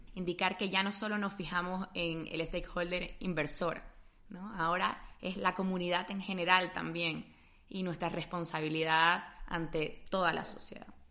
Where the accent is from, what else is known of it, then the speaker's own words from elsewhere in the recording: Bolivia; now in Spain; también es mi casa, soy boliviana